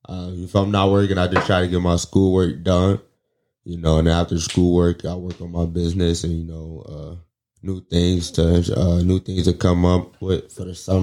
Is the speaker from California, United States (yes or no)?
no; New Haven, Connecticut, United States; I was born in New Haven